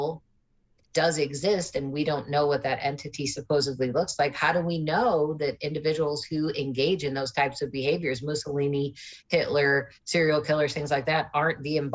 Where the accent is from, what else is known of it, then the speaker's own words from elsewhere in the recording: Midwest, United States; I grew up in the Midwest